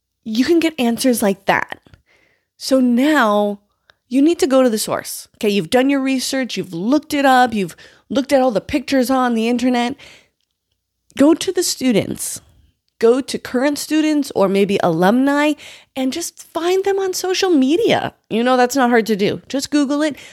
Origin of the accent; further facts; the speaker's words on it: North Dakota, United States; moved away as an adult; also born or lived in Oklahoma City, Oklahoma; I came from North Dakota